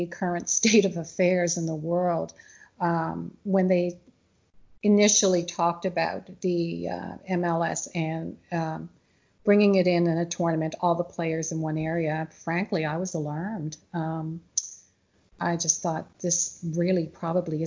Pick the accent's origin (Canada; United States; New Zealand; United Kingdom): Canada; As Canadians, we often love to, or as a Canadian, you know, we love to travel south for the warmer weather